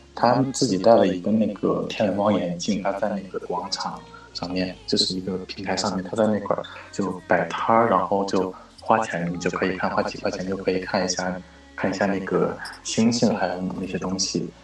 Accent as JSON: {"language": "Chinese", "region": "Beijing", "country": "China", "said": "我是北京的"}